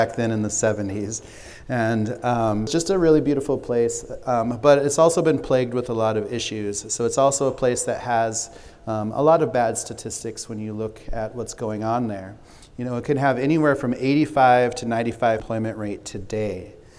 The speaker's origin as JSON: {"language": "English", "town": "Spearfish", "region": "South Dakota", "country": "United States", "tie": "born or raised there", "also_born_or_lived": "Pine Ridge Reservation, South Dakota", "said": "she moved us from the reservation to a small town called Spearfish, South Dakota, which is a really beautiful small town in the Black Hills. And growing up in Spearfish was an amazing spot to be"}